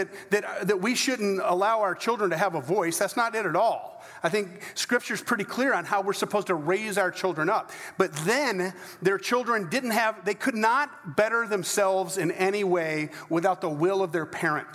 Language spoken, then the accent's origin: English; United States; I'm as American as they come